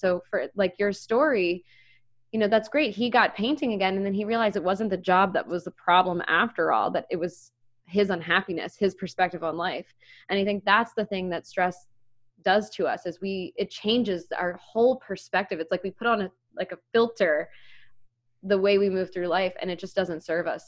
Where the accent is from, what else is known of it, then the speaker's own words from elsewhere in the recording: Maryland, United States; now in Philadelphia, United States; I grew up in Maryland